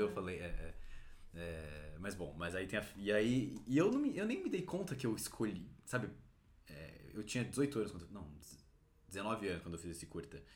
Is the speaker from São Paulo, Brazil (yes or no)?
yes; São Paulo, Brazil; eu a minha vida inteira aqui em São Paulo